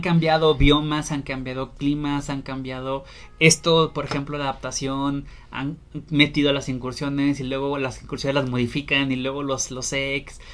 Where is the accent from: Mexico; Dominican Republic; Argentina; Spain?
Mexico; Torreón, Coahuila; moved away; yo soy originario de Torreón